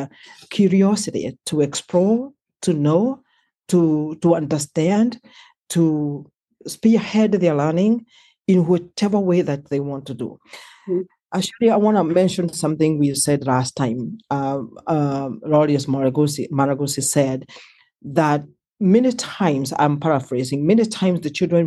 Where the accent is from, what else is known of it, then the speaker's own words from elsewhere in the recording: Kenya; moved away as an adult; I was born and raised in Kenya